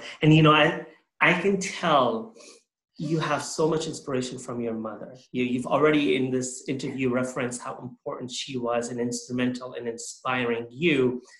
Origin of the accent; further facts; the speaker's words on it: Canada; as a Muslim growing up in Canada